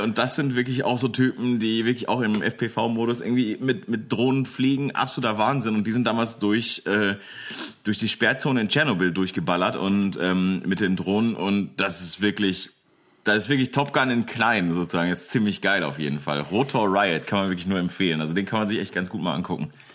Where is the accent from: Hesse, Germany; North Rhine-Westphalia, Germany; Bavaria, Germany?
North Rhine-Westphalia, Germany; Bochum; now in Velbert, Germany; ich bin in Bochum geboren